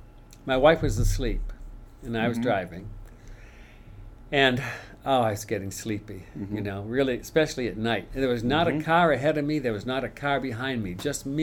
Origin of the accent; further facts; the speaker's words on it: inland Maine, United States; I grew up inland in Maine, where the snow is 6 feet deep.